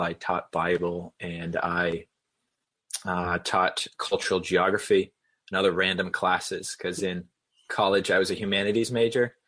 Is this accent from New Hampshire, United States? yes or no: yes; New Hampshire, United States; also born or lived in Boston area / South Carolina; I grew up in New Hampshire